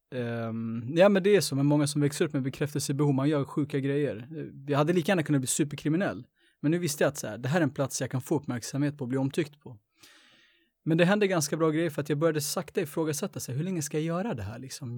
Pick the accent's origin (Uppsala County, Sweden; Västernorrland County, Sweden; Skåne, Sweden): Uppsala County, Sweden; Uppsala; jag är uppväxt på landet egentligen. Jag är född i, i Gottsunda